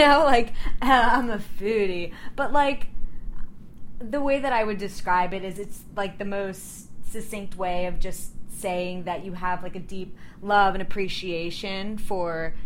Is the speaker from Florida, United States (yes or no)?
yes; Orlando, Florida, United States; moved away as an adult; now in New York, United States; I'm originally from Orlando